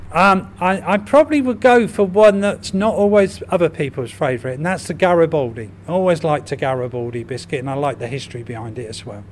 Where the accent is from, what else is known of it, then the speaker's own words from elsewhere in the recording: Reading, South East England, United Kingdom; to understand and appreciate the history of my hometown so much more. And what better way than doing it by leading guided walks around Reading?